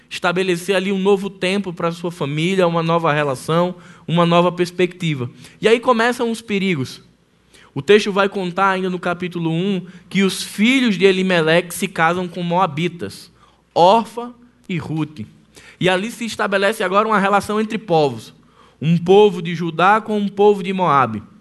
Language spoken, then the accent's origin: Portuguese; Northeast Brazil, Brazil; Nós que somos nordestinos, que talvez já tenhamos morado no interior, ou que tenhamos alguém que mora no interior e sabe o que é seca